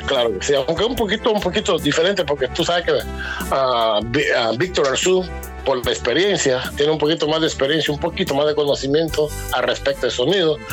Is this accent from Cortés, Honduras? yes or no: no; Corozal, Atlántida, Honduras; also born or lived in New York City, United States; now in United States; el resto de la familia son somos de Corozal